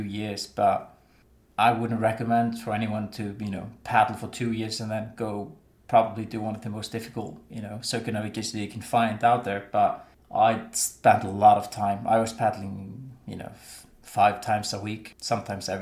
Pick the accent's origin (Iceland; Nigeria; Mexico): Iceland; Westfjords; I grew up in the Vestfjords in Iceland